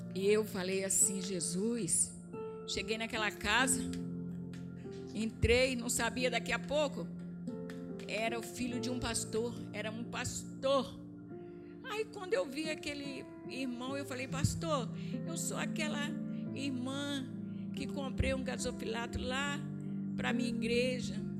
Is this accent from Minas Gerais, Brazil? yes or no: yes; Minas Gerais, Brazil; accent: mineira; moved away; also born or lived in Rio de Janeiro; eu sou carioca com sotaque de mineira, porque com seis anos de idade, a mãe saiu do Rio e voltou para Minas Gerais